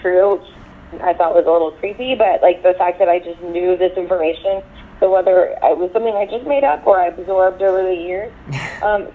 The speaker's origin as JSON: {"language": "English", "region": "Texas", "country": "United States", "tie": "born or raised there", "said": "I grew up in Texas"}